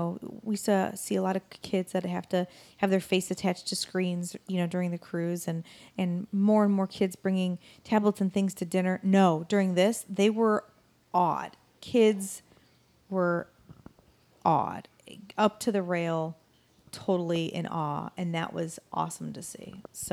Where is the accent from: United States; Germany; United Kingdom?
United States; Ohio; moved away; we grew up in Ohio